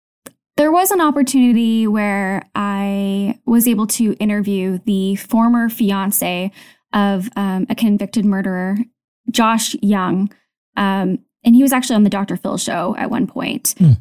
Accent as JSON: {"language": "English", "country": "Canada", "lives_now": "Tokyo, Japan", "said": "So I'm a Canadian, and I'm currently living in Tokyo. My husband is military, so we move a lot."}